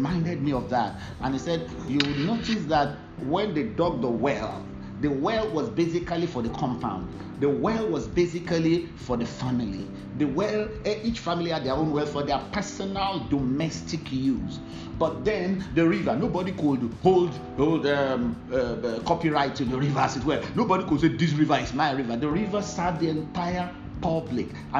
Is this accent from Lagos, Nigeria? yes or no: no; Ibadan, Oyo, Nigeria; During that period, I normally lived in Ibadan